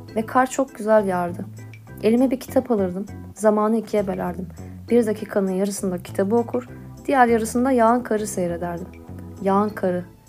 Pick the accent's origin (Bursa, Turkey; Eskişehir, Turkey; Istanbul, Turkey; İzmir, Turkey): Istanbul, Turkey; born or raised there